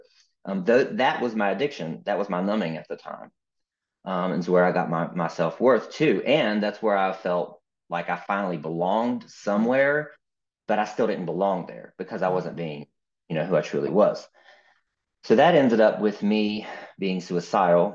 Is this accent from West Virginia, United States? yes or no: yes; West Virginia, United States; I grew up in West Virginia